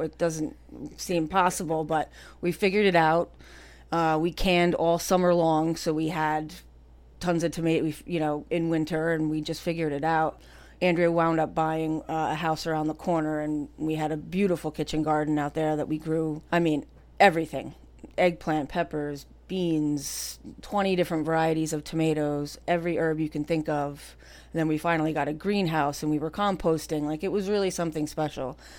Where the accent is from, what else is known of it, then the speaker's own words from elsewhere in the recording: Cranford, New Jersey, United States; I grew up right here in Cranford, right on North Avenue